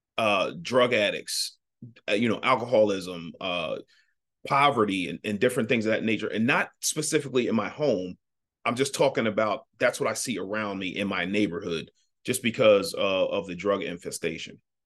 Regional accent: Ardmore, Pennsylvania, United States; I grew up in Ardmore, Pennsylvania.

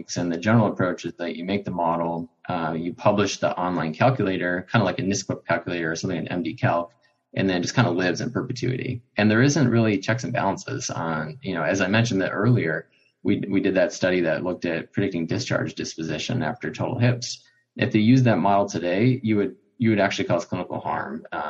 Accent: Chicago, Illinois, United States; growing up in Chicago

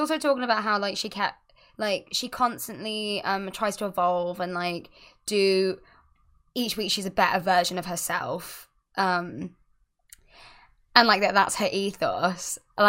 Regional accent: Scotland, United Kingdom; Yeah, just in case you guys forgot, I'm from Scotland.

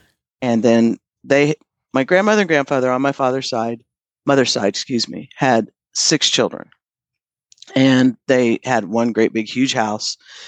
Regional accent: Portland, Indiana, United States; moved away as an adult; also born or lived in Austin, Texas; I'm from Portland, Indiana, 33 miles southeast of Muncie.

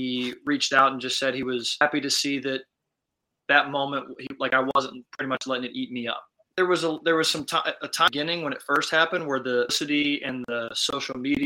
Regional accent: Champaign, Illinois, United States; moved away as an adult; also born or lived in Louisville, Kentucky; I'm from Champaign, which is where Illinois is.

